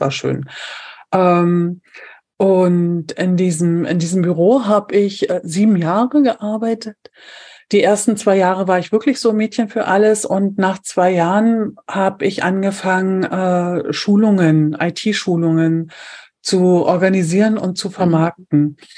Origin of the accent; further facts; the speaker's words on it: Brandenburg an der Havel, Brandenburg, Germany; ich komme aus Brandenburg, aus der Stadt Brandenburg